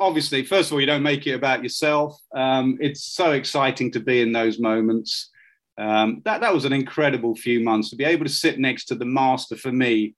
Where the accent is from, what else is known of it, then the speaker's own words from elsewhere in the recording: Ilford, London, United Kingdom; also born or lived in Chennai, India; we moved to Ilford and I played in Ilford Cricket School, which my dad ran.